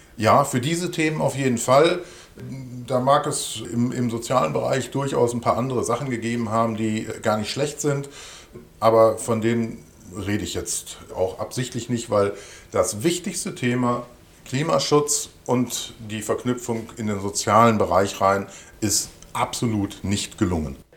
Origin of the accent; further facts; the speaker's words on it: Hövelhof, North Rhine-Westphalia, Germany; Der ländliche Raum, also sprich in diesem Falle dann Hövenhof oder der Kreis Paderborn, wird absolut meine Heimat bleiben